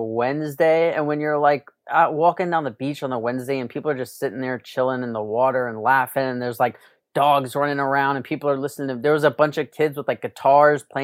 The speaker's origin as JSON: {"language": "English", "town": "New York City", "region": "New York", "country": "United States", "also_born_or_lived": "Los Angeles / Las Vegas", "moved": "yes", "said": "I'm from New York City and went to LA and then I was in Vegas for a while."}